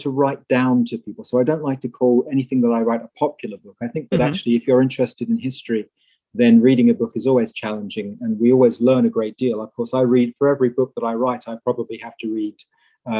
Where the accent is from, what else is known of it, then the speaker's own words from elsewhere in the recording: England, United Kingdom; moved away as an adult; also born or lived in Netherlands / Cincinnati, United States; now in United States; I'm originally English, although I now live and work in the USA